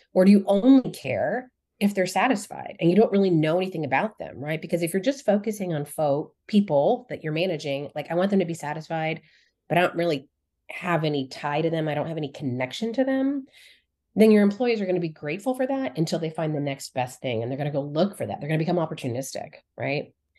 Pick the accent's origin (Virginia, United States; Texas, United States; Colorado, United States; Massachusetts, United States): Colorado, United States; I grew up in Colorado